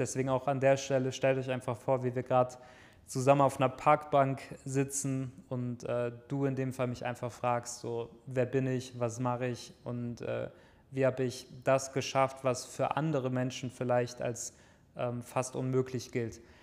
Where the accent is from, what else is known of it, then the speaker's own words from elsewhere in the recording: near Düsseldorf, North Rhine-Westphalia, Germany; ich komme ja aus der Nähe von Düsseldorf, in einem kleinen Dorf bin ich am, an einem Feldweg aufgewachsen